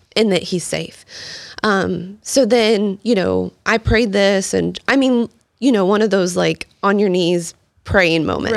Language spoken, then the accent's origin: English; Texas, United States; born or raised there; also born or lived in Palmdale, California / Lancaster, California / Houston, Texas / North Carolina